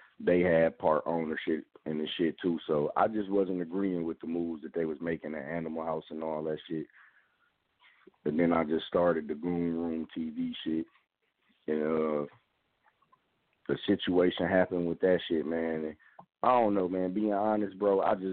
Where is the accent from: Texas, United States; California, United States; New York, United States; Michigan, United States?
Michigan, United States; Detroit; I'm a Detroit nigga